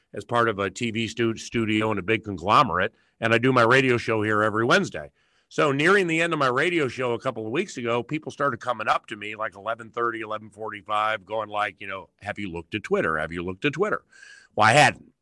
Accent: Washington, District of Columbia, United States; moved away; I'm from Washington, D C, and I've lived all over the country and, quite honestly, the world.

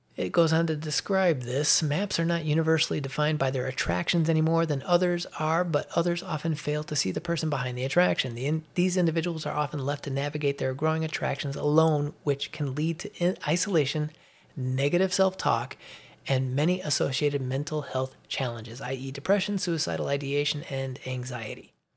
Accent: Chicago, Illinois, United States; moved away as an adult; now in Atlanta area, Georgia, United States; I grew up on Elston Avenue in Chicago

